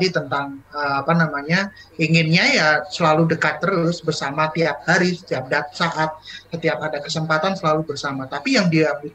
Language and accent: Indonesian; Kediri, East Java, Indonesia; born there; Oh kalau mencari pekerjaan jangan di Jogja dan jangan di uh, tempat saya lahir di Kediri, jangan di Kediri.